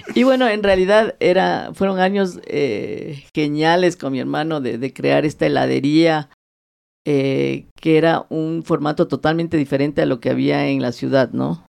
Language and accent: Spanish; Quito, Pichincha, Ecuador; yo soy nacida aquí y yo me crié aquí